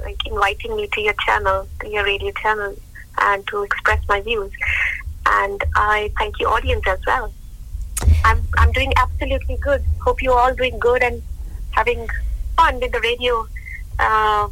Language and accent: English; Jalandhar, Punjab, India; moved away as an adult; now in United Kingdom; I'm born and brought up in India, beautiful state Punjab and beautiful city called Jalandhar.